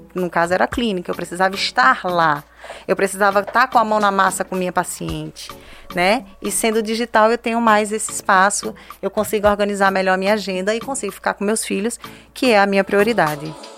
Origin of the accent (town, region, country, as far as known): Northeast Region, Brazil